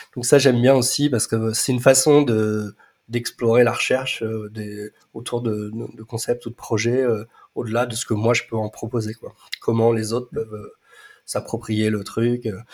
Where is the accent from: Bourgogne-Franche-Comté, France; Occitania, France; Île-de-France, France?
Bourgogne-Franche-Comté, France; Nevers; j'ai grandi en partie à Nevers